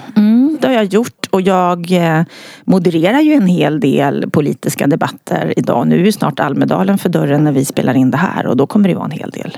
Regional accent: Örnsköldsvik, Västernorrland County, Sweden; moved away; när jag bodde uppe i Örnsköldsvik där jag kommer ifrån

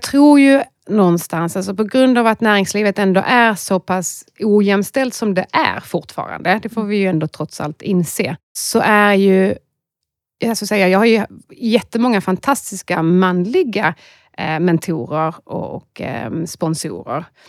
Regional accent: Skåne, Sweden; accent: Scanian; moved away as an adult; now in Stockholm, Sweden; man hör att jag är en skåning

